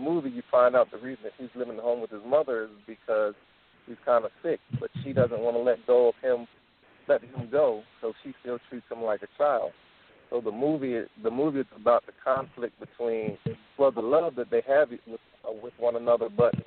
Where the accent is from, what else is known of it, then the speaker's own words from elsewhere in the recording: Philadelphia, Pennsylvania, United States; now in Minnesota, United States; I was born in Philly